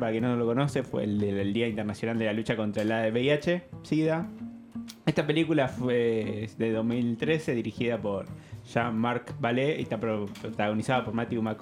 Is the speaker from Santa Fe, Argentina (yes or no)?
no; Lomas de Zamora, Buenos Aires Province, Argentina; Yo también nací en Lomas.